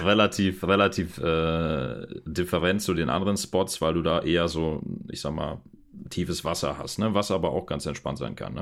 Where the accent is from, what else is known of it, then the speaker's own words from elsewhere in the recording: Germany; bei uns zu Hause in Deutschland